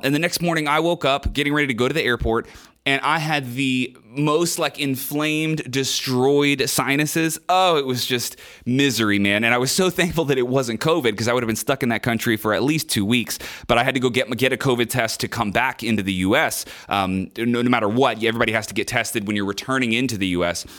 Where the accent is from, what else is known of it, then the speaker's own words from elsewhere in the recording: United States; I'm a musician from America